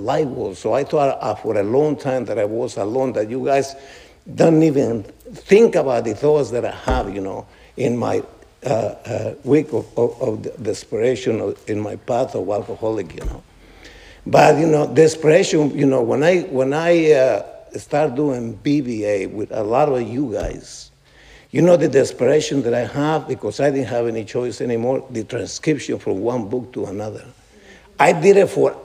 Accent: New Jersey, United States; I'm from New Jersey. Well, I've lived a long time from New Jersey

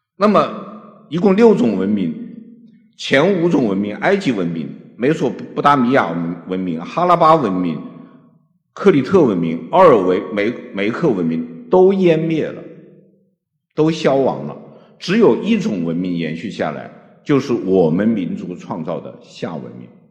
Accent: China; 我们中国人

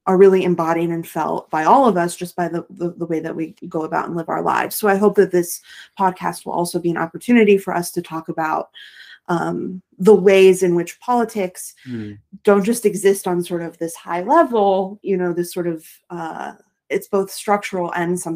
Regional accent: Rust Belt, United States; I'm from the Rust Belt

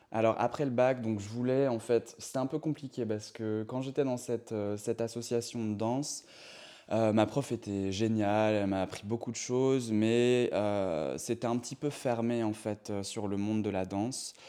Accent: Bazouges-la-Pérouse, Brittany, France; moved away as an adult; also born or lived in Rennes; je viens de Bretagne. Je suis né à Rennes, mais je viens d'un petit village, d'une petite ville qui s'appelle Bazouge-la-Pérouse.

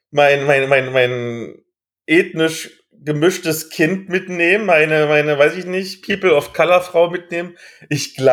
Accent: East Germany, Germany; Also ich sage ja immer Jammer-Ossis, ich darf das sagen als Ossi.

